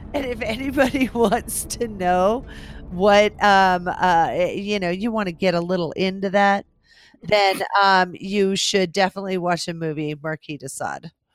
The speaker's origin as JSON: {"language": "English", "region": "West Coast", "country": "United States", "said": "I'm from the West Coast."}